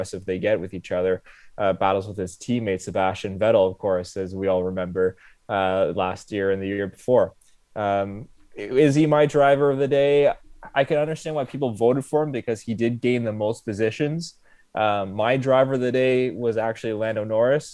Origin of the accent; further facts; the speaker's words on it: Ottawa, Ontario, Canada; as we're from Ottawa. We have our own NHL team, the Ottawa Senators